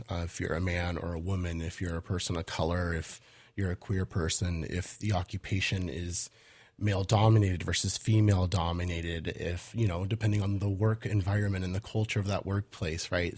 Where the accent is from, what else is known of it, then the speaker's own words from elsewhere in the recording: Portland, Oregon, United States; also born or lived in Los Angeles / Midwest; I'm from Los Angeles, but I, I came of age in Portland.